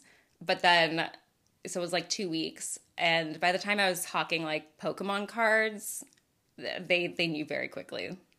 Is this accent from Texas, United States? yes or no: yes; The Woodlands, Texas, United States; Well, because, like, I grew up in the Woodlands, Texas. My mom's social circle could only afford me so many people